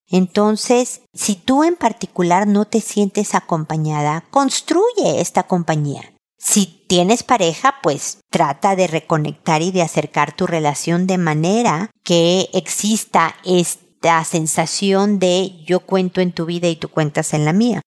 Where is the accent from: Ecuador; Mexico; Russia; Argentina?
Mexico; accent: Mexican; moved away as an adult; now in Chile; una mexicana viviendo en Chile